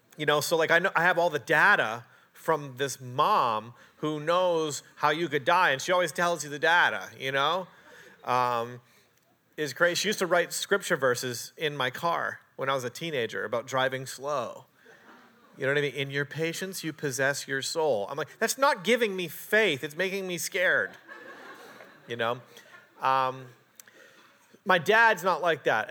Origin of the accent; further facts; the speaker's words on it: Canada; moved away; also born or lived in Portland, Oregon; I'm a Canadian.